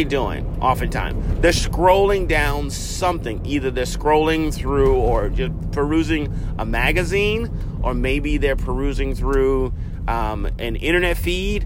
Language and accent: English; South Carolina, United States; I grew up in South Carolina